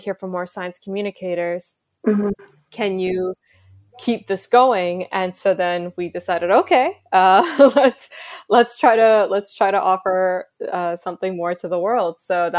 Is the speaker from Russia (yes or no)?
no; India; in many ways I felt represented as an Indian woman.